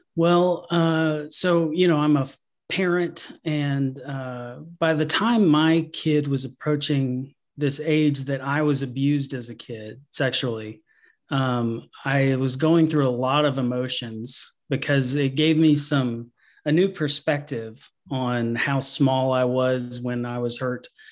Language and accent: English; Georgia, United States; also born or lived in Tucker, Georgia; I'm from Georgia. I was born in, uh, Tucker, Georgia, and then moved out to the country when I was about eight or nine. Uh, so I lived on a farm in a very small town.